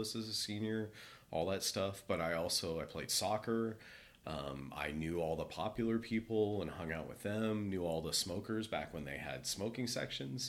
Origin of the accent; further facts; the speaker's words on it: Cupertino, California, United States; also born or lived in Chico; born and raised in California in Cupertino. Grew up down there